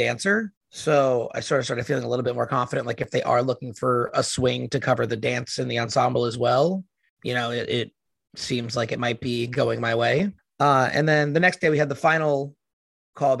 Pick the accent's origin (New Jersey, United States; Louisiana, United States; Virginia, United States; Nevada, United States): New Jersey, United States; So I am from New Jersey. So very close to the city